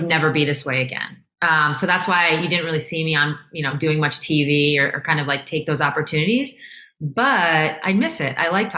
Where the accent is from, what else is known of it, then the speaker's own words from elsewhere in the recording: Syosset, New York, United States; moved away; also born or lived in Seattle; I'm from Syosset.